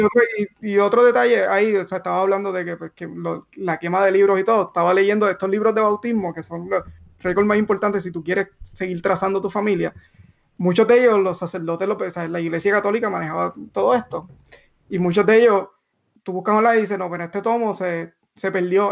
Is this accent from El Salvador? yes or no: no; Barranquitas, Puerto Rico; moved away as an adult; also born or lived in Mayagüez, Puerto Rico / Silicon Valley, United States; llegamos todos ahí de Barranquita, de esta familia de bien bajos recursos